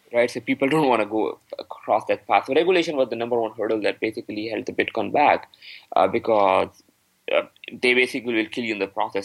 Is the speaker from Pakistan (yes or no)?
yes; Pakistan; now in Canada; I am from Pakistan